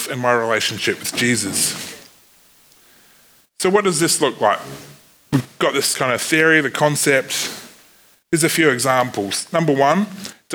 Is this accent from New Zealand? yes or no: yes; New Zealand; accent: Kiwi; my Kiwi accent